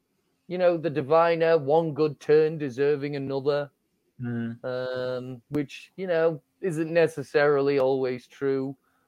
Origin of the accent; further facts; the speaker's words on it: Yorkshire and the Humber, United Kingdom; I'm from Yorkshire.